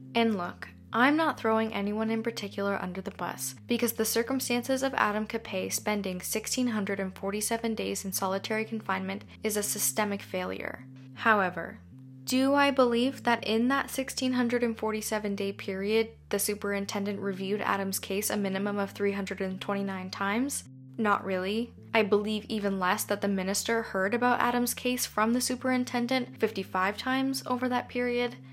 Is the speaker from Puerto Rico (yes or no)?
no; Canada; being Canadian myself